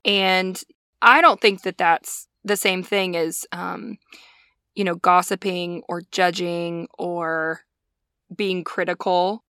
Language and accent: English; Montana, United States; we're both from Montana